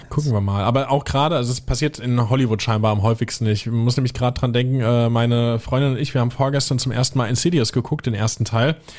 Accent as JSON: {"language": "German", "country": "Germany", "said": "hier bei uns in Deutschland"}